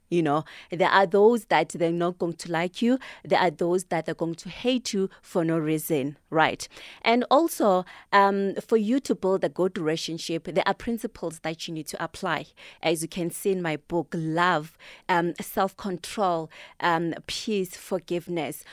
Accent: Thembisa, Gauteng, South Africa; I'm from Thembisa

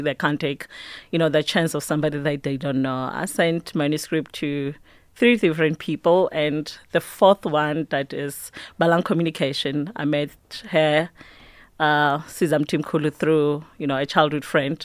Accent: Mpumalanga, South Africa; I grew up in Park Ratlhagana. It's on the outskirts of Mpumalanga

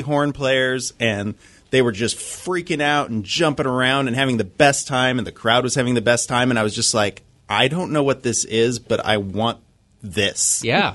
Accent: Idaho, United States; moved away as an adult; now in Seattle, United States; I'm originally from Idaho.

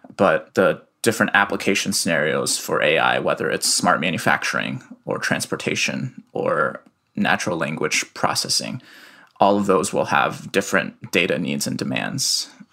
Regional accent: Iowa City, Iowa, United States; also born or lived in Shanghai, China; moved to Iowa City when I was three

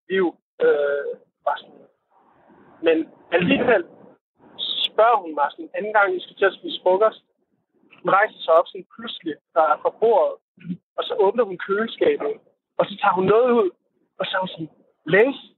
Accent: Copenhagen, Capital Region of Denmark, Denmark; jeg er fra København

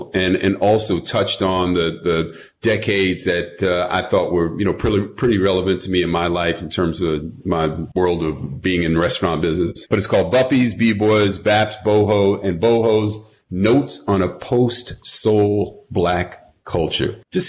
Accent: New York, United States; I'm from New York.

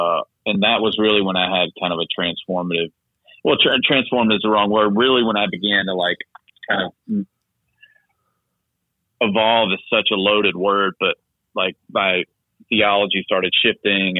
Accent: the South, United States; I grew up in the South, small town.

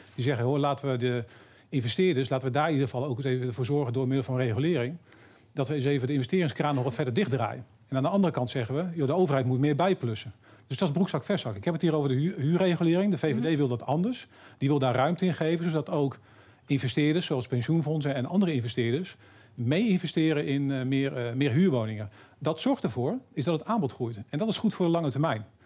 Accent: Harderwijk, Gelderland, Netherlands; waar ik vandaan kom, uit Harderwijk, veel minder groot is.

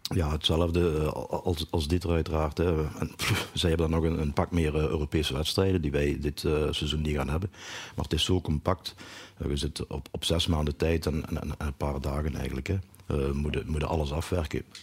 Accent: Achel, Flanders, Belgium; ik kom uit Achel. En, eh, een Noord-Limburger

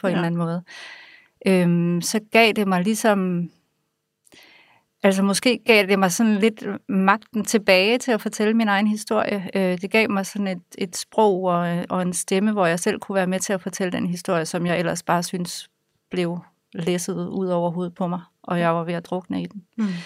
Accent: Aarhus, Central Denmark Region, Denmark; Jeg er vokset op i Aarhus øh, med to gymnasielærerforældre.

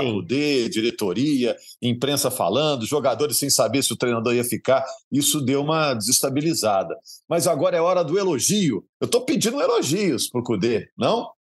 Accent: Minas Gerais, Brazil; A gente, como mineiro

